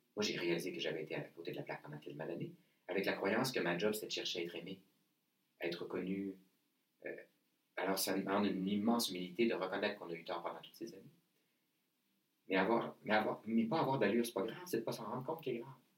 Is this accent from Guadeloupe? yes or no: no; Saguenay, Quebec, Canada; je viens du Saguenay